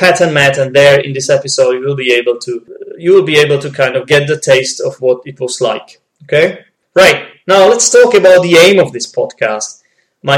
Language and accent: English; Czechia; English is a second language; I'm not a native speaker, okay? I'm from the Czech Republic